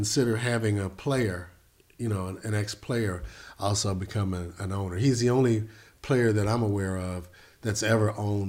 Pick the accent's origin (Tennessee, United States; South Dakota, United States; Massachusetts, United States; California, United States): Tennessee, United States; I am from Tennessee.